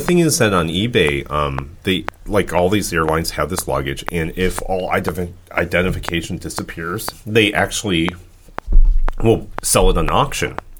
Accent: United States; us Americans

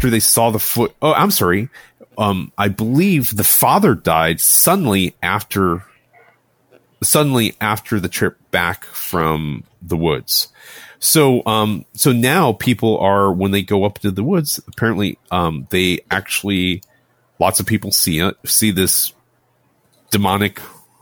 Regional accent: United States; My family is Taiwanese, but I didn't grow up in Taiwan. I was born and raised in the United States

